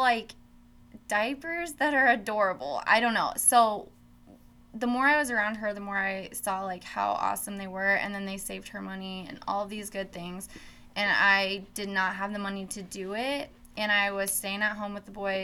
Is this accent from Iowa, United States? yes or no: yes; Oskaloosa, Iowa, United States; also born or lived in Des Moines, Iowa; now in Carroll, United States; I actually did not grow up here in Carroll. I grew up in Oskaloosa, Iowa